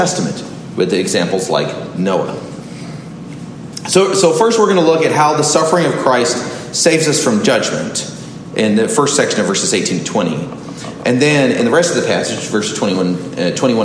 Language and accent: English; Southern California, United States; moved away; also born or lived in Orlando; I grew up in Southern California